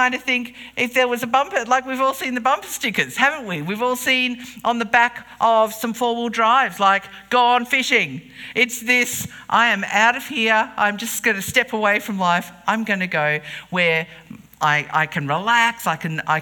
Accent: King Island, Tasmania, Australia; We were growing up on King Island

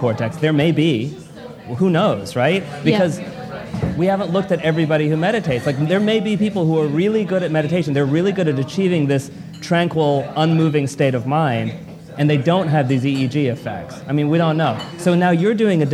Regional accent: United States; And I grew up in America, and I'm certainly allowed to be proud of being American.

